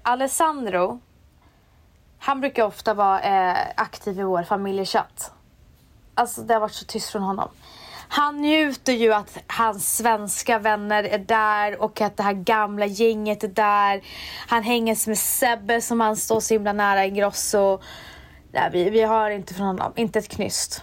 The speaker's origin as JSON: {"language": "Swedish", "town": "Umeå", "region": "Västerbotten County", "country": "Sweden", "said": "i Umeå säger vi landet"}